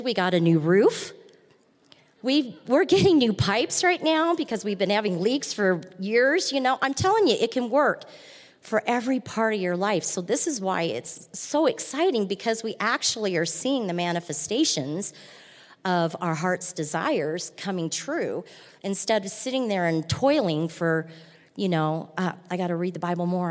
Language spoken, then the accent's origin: English; Nebraska, United States; I'm from Nebraska. I'm a big Husker fan. We grew up big Husker fans in my family